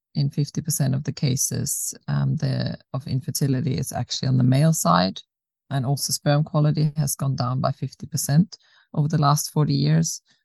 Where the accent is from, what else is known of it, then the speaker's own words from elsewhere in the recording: Austria; moved away as an adult; also born or lived in South Africa / Australia; now in Sweden; I was born in South Africa, grew up in Austria, then moved to Australia when I was 18, lived there for 11 years, and moved to Sweden about seven years ago.